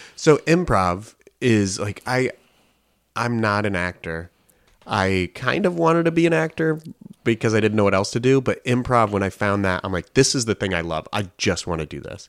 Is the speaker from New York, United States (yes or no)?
no; Colorado, United States; I grew up in Colorado